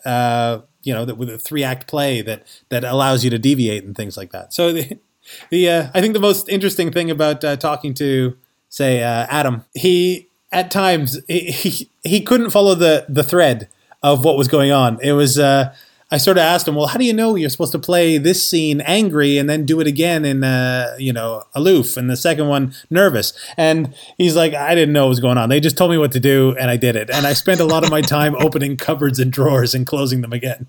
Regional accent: Canada; moved away as an adult; also born or lived in New York City; I, I grew up in Canada

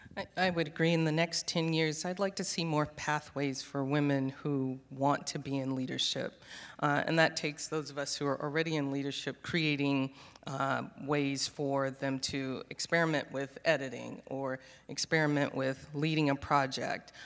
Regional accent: Charleston, South Carolina, United States; moved away as an adult; also born or lived in Minneapolis, Minnesota / Saint Paul, Minnesota; now in Houston, United States; But I am a Southerner. I grew up in Charleston, South Carolina, and went to school in North Carolina.

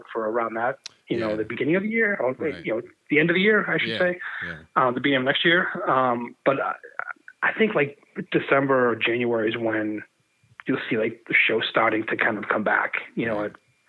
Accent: Medford, Massachusetts, United States; I grew up in Medford. Okay. Medford, Mass.

